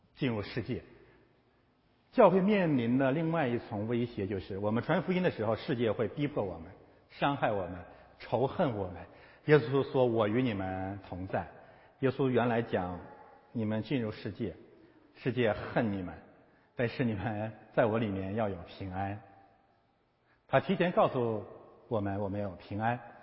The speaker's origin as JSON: {"language": "Chinese", "country": "China", "said": "我们中国人"}